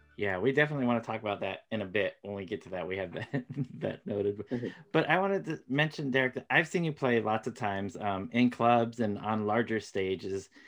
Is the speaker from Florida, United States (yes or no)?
yes; Florida, United States; I was born in Florida